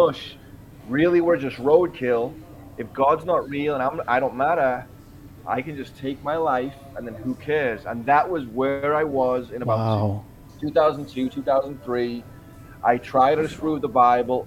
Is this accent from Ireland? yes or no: no; Liverpool, North West England, United Kingdom; now in Huntington Beach, United States; I'm from Liverpool, England originally, but I'm sitting in Huntington Beach, California today